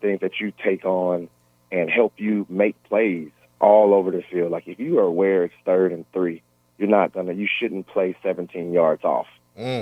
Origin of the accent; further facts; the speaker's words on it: Shreveport, Louisiana, United States; I'm from Shreveport